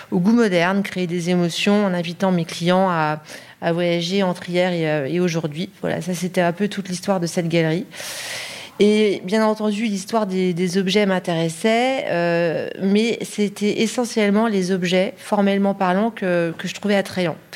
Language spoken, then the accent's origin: French; Paris, Île-de-France, France; born there; alors donc je suis née à Paris, j'ai étudié le négoce d'art, l'école Icar à Paris 8e